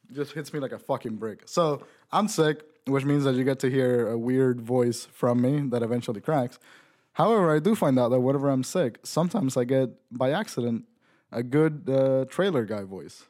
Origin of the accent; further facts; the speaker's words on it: Puerto Rico; back where I grew up in Puerto Rico